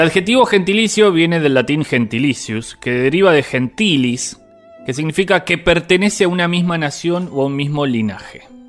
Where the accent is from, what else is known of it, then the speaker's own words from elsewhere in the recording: Morón, Buenos Aires Province, Argentina; soy argentino, soy bonaerense y soy moronense